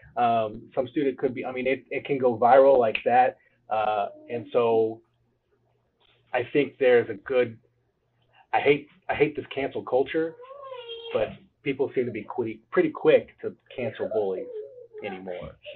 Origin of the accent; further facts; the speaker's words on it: Cape Girardeau, Missouri, United States; I am from Cape Girardeau, Missouri, um, and I am a realtor here in town